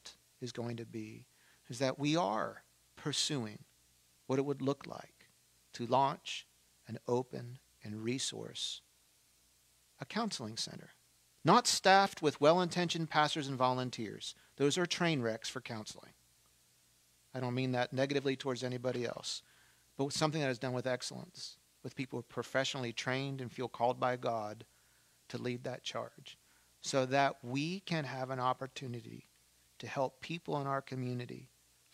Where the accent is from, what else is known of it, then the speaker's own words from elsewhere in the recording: Baltimore, Maryland, United States; I'm from Baltimore